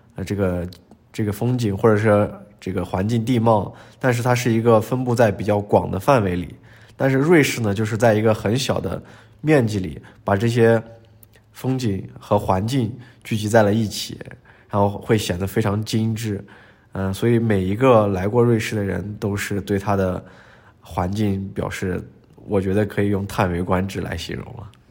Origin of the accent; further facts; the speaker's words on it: China; moved away as an adult; also born or lived in Sweden; now in Geneva, Switzerland; 我是来自中国